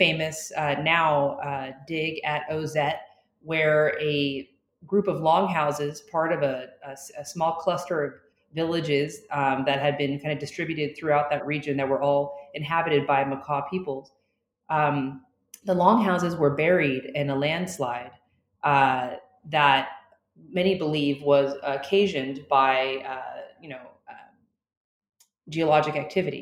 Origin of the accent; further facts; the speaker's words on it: Florida, United States; I was born in Florida, and I am a part of a Cuban-American family on one side